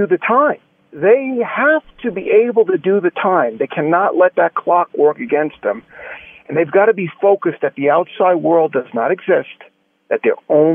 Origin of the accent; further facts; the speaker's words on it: New York City, New York, United States; as a kid growing up in New York.